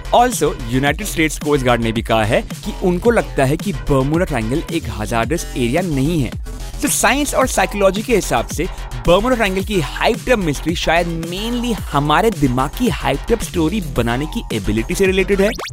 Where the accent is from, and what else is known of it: India